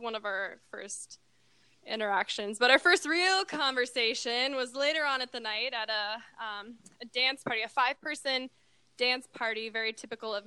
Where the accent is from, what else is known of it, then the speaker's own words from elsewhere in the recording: Minnesota, United States; moved away as an adult; now in Texas, United States; I'm from Minnesota.